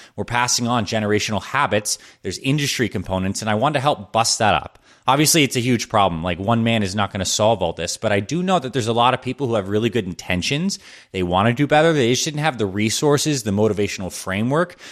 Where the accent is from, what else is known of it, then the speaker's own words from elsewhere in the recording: Syracuse, New York, United States; I was born in Syracuse, New York